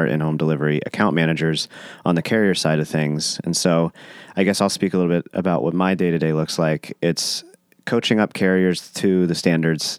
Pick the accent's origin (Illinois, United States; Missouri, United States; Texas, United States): Texas, United States; Austin; it's my hometown.